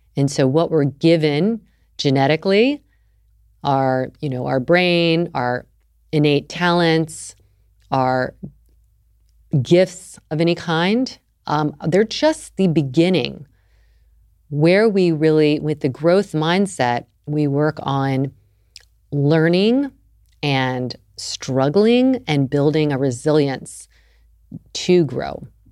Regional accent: the South, United States; I grew up in the South

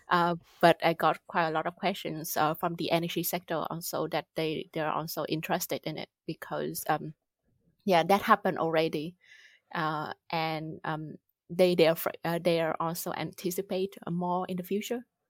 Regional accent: Vietnam; moved away as an adult; also born or lived in United Kingdom; now in Germany; I grew up in Vietnam, did my bachelor there

